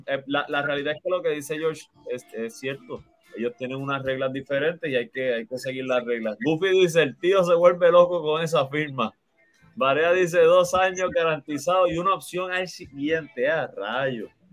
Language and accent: Spanish; Puerto Rico